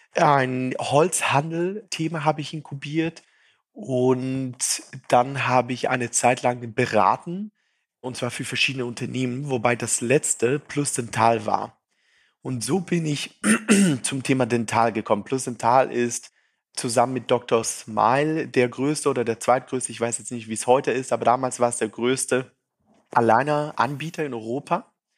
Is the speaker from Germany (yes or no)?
no; Zurich, Switzerland; accent: Zürichdeutsch; also born or lived in Brazil / St. Gallen; Ich bin gebürtige Brasilianer, in der Schweiz aufgewachsen und baue seither Startups.